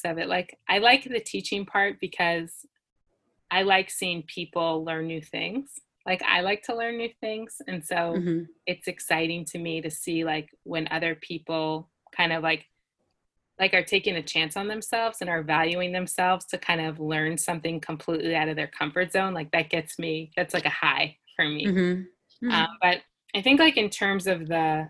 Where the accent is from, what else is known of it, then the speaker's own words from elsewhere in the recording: United States; moved away as an adult; now in Israel; I'm from the United States